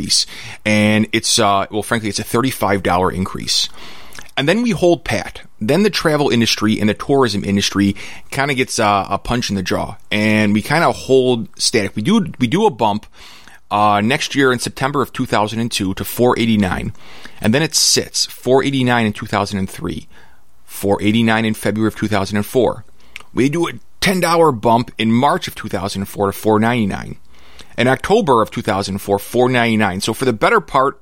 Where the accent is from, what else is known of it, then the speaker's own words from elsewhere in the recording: Chicago, Illinois, United States; I'm a schmuck from Chicago